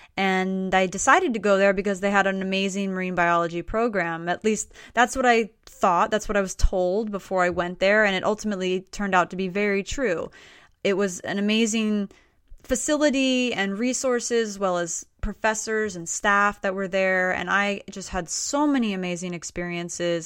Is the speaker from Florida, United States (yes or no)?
yes; Stuart, Florida, United States; moved away; I grew up actually in South Florida, in a town called Stuart, Florida